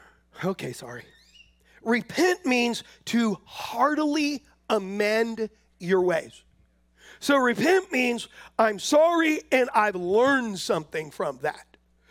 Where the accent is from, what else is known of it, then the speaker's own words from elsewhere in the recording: San Diego, California, United States; when we first moved here from California, we're from San Diego, and when we first moved here, I had this little white truck.